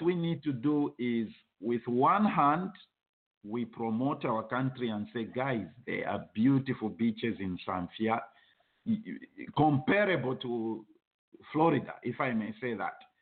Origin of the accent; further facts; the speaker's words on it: Zambia; moved away; I was from Zambia